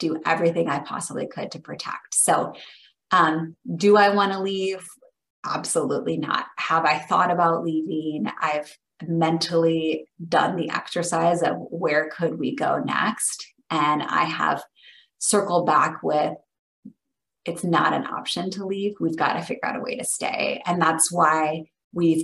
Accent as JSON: {"language": "English", "town": "Lincoln", "region": "Nebraska", "country": "United States", "also_born_or_lived": "Washington, D.C. / California", "moved": "as an adult", "said": "I am originally from Lincoln, Nebraska."}